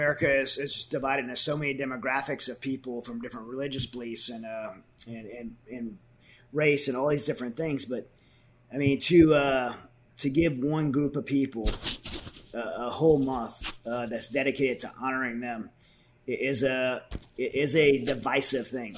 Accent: United States; a Christian, as an American

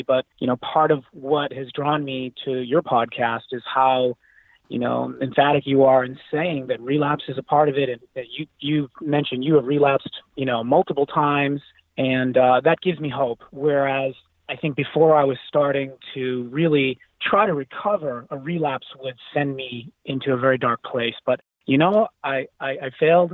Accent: Boston, Massachusetts, United States; I was born and raised in Boston, Massachusetts, came from an Italian family

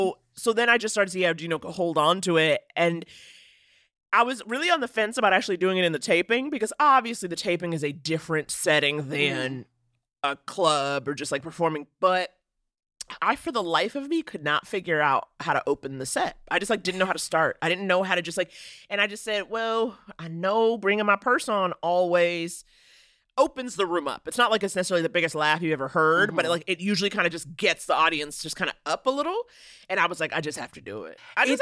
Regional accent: New York City, New York, United States; Okay, I'm from New York. And I always say I'm from a pre-gentrified Harlem.

